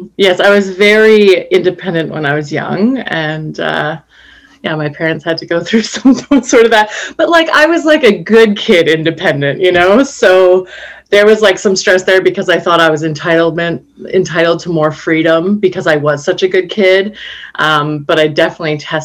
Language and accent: English; Calgary, Alberta, Canada; moved away as an adult; also born or lived in Medicine Hat, Alberta; now in Vancouver, Canada; I grew up in Alberta. I was born in Medicine Hat, and when I was 7 years old, moved to Calgary and was there on and off between the two cities growing up